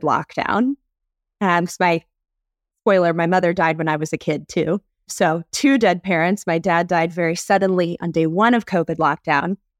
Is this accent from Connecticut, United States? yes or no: no; North Carolina, United States; I'm from North Carolina, born and raised